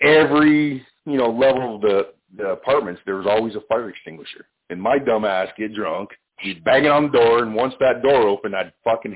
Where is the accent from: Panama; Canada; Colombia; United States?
Canada; I'm Canadian